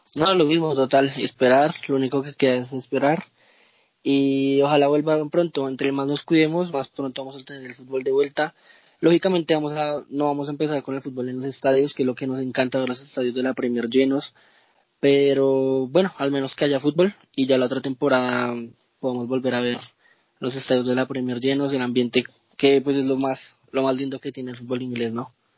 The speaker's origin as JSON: {"language": "Spanish", "region": "Bogotá", "country": "Colombia", "said": "soy de Bogotá, Colombia"}